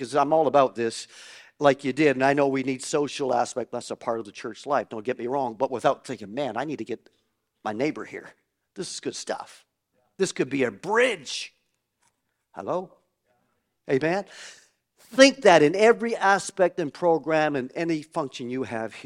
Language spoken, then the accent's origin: English; Canada; I grew up in Canada, like your pastors and myself.